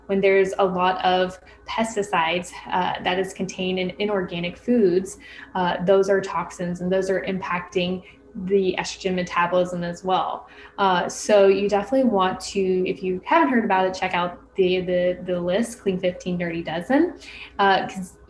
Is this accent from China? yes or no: no; North Florida, United States; I grew up in the South, North Florida, which is like South Alabama